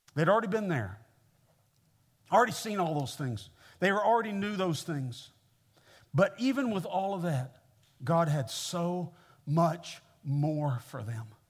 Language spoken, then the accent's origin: English; Kansas City, Missouri, United States; moved away as an adult; now in Mississippi, United States; I grew up in the Midwest. I grew up in Kansas City, uh, Missouri